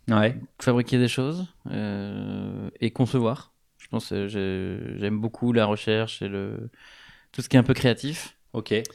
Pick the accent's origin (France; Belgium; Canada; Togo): France; Rennes, Brittany; moved away as an adult; also born or lived in Versailles / Paris; grandi à Rennes.